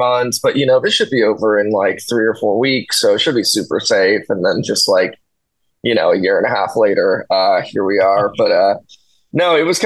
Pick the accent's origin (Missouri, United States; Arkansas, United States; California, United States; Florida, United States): California, United States; Anaheim; also born or lived in Fountain Valley, California; I was actually born in Anaheim, and I spent most of my life there